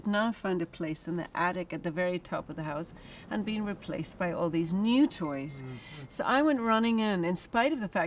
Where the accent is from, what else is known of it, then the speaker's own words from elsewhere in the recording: Ireland; now in United States; I'm an Irish woman. I've lived in America for a long time.